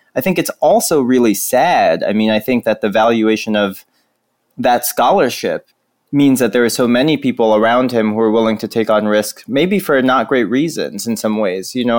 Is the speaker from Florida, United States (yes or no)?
yes; North Florida, United States; the people I grew up with in North Florida